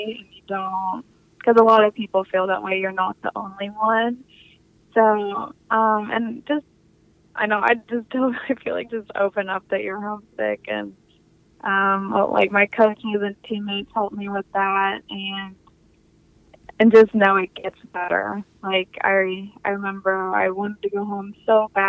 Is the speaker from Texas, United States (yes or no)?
yes; Texas, United States; I'm from Texas